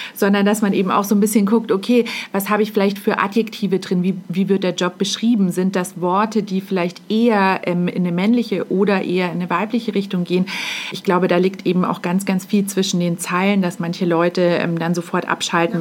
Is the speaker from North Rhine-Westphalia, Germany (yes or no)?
no; Munich, Bavaria, Germany; ich bin äh, eben ein Münchner Kindel, ganz klar. Ich wohne hier nicht alleine in, im schönen München